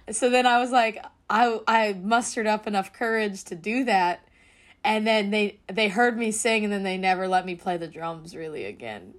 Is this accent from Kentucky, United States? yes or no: no; the Bay Area, California, United States; growing up in the Bay in a huge Filipino family